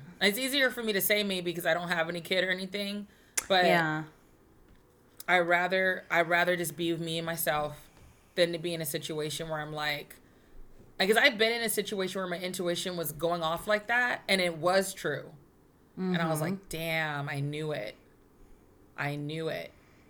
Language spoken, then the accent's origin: English; Texas, United States; I'm a Texan